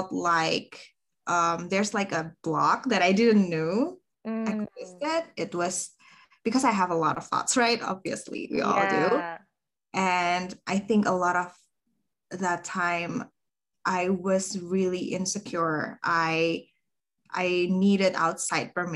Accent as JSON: {"language": "English", "country": "Indonesia", "said": "I am from Indonesia."}